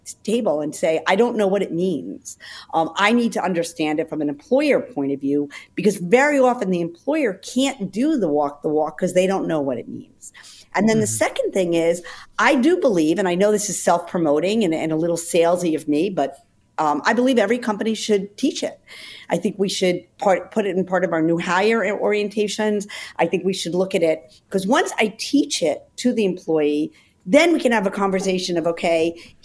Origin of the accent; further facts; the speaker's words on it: Westchester, New York, United States; I'm born and raised in Westchester